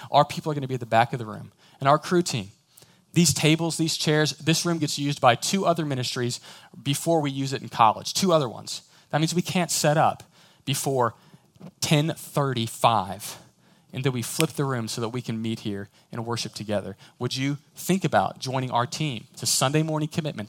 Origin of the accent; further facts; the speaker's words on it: Houston, Texas, United States; I'm from Houston